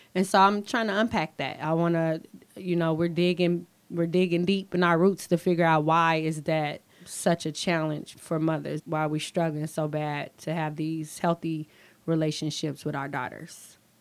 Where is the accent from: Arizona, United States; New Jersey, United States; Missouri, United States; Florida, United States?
Missouri, United States; St. Louis; now in Renton, United States; Growing up in St. Louis was kind of rough